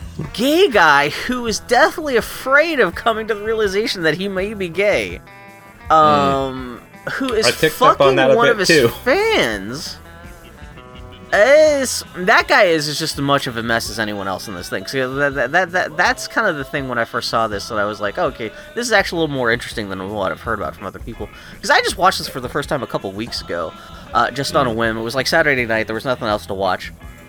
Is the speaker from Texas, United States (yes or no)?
yes; Texas, United States; born there; hey, I was born in Texas, so I get a free pass to making fun of Southerners.